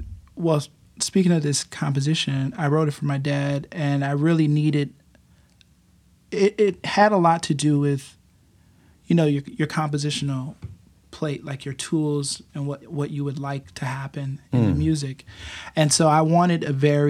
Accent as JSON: {"language": "English", "town": "Buffalo", "region": "New York", "country": "United States", "tie": "born or raised there", "said": "I grew up on Freeman Street in Buffalo, New"}